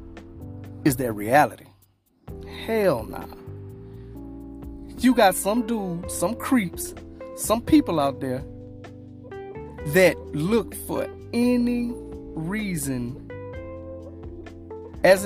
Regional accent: Louisiana, United States; I'm from Louisiana

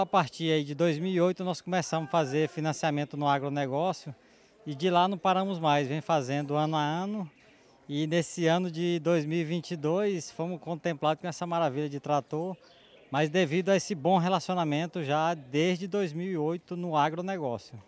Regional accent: Santa Luzia, Maranhão, Brazil; also born or lived in Bom Jesus das Selvas, Maranhão; nasci aqui na região de Santa Luzia, aqui próximo, acho que uns 170 quilômetros. Uhum. E já moramos aqui em Bom Jesus das Selvas há mais de 40.

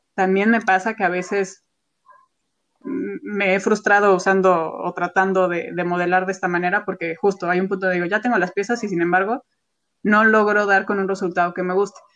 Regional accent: Mexico; como artista mexicana

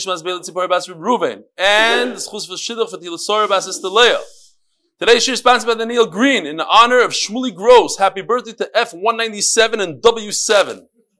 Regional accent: Kyiv, Ukraine; born there; Just to give some background, I was born in Kiev, Ukraine

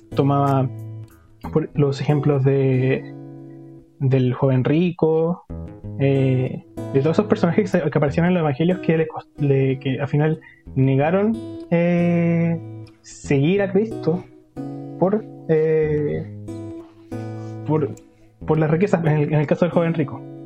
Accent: Los Lagos, Los Ríos, Chile; also born or lived in Concepción; soy de la ciudad de Los Lagos, de la comuna de Los Lagos, de la región de Los Ríos, ya, al sur de Chile.

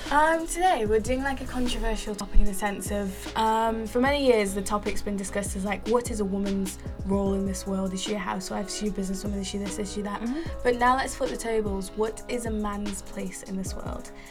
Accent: Malawi; based off of Malawi, my home country.

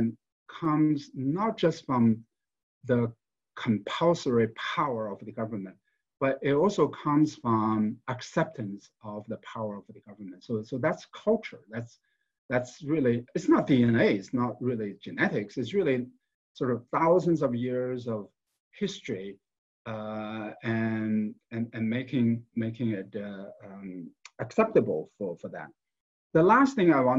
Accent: China; now in United States; I was born in China, raised in China

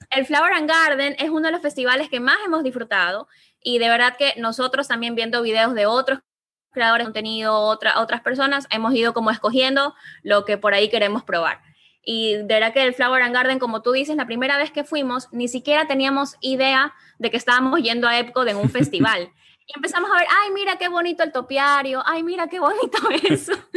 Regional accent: Ecuador; somos ecuatorianos, no somos mexicanos

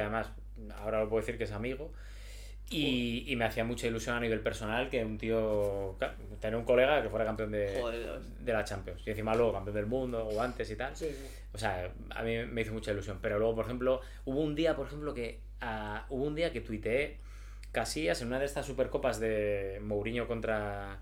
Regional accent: Gijón, Asturias, Spain; now in Madrid, Spain; Yo soy de Gijón

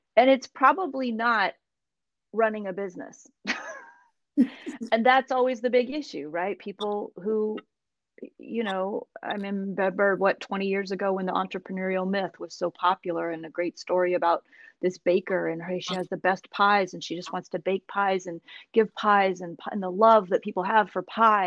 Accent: Seattle, Washington, United States; moved away; who was born and raised in the Seattle area, but I think those of us who were, we we go away long enough to realize we want to come back

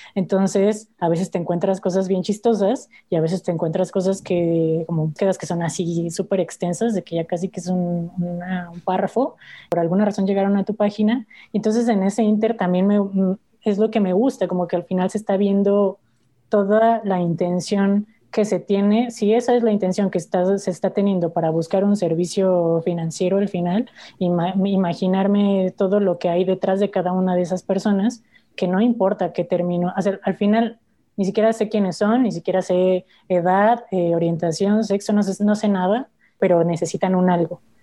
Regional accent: Mexico; como familia mexicana

